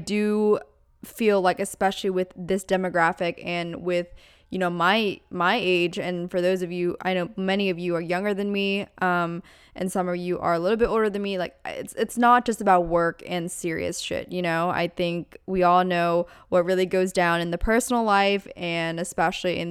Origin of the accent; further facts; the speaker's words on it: Pennsylvania, United States; moved away; Pennsylvania, my hometown, or my home state rather